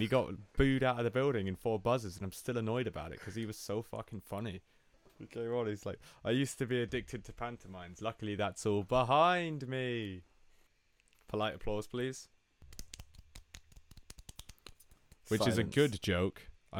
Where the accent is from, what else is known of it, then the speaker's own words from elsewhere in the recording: Portugal; first language Portuguese; English is a second language; Yeah, it's quite weird considering we're only born 2 minutes apart and you were somehow born in Italy and I was born in Portugal and we're twins.